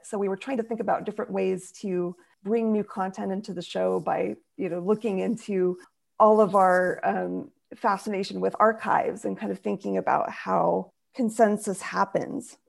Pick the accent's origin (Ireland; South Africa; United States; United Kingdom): United States; Nebraska; now in Long Beach, United States; I'm originally from Nebraska